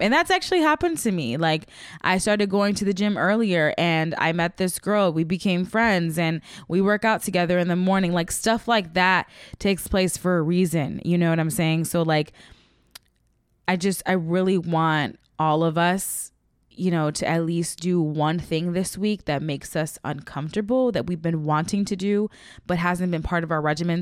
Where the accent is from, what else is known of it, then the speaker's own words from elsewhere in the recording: Midwest, United States; now in Los Angeles, United States; I'm from the Midwest